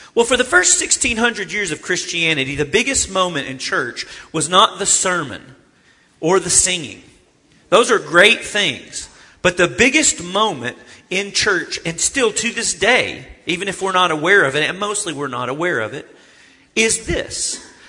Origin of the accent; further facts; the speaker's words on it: Arkansas, United States; I'm from Arkansas